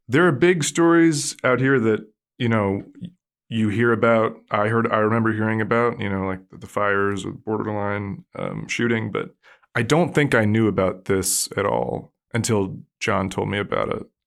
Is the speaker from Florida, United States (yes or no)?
no; Allentown, Pennsylvania, United States; moved away as an adult; now in California, United States; I grew up in Pennsylvania